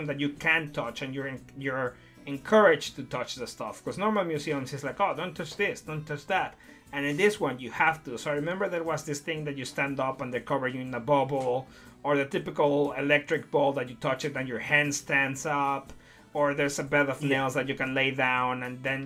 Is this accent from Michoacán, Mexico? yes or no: no; Puerto Vallarta, Jalisco, Mexico; moved away; also born or lived in Mexico City; I moved from Mexico City to Puerto Vallarta when I was 8 going to 9